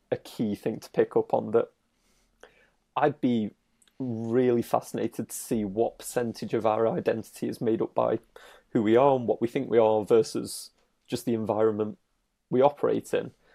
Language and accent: English; United Kingdom; I'm British